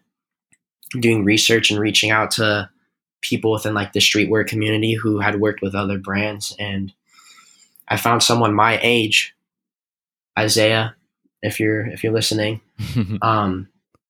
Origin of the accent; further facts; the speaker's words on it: Arizona, United States; I'm from Arizona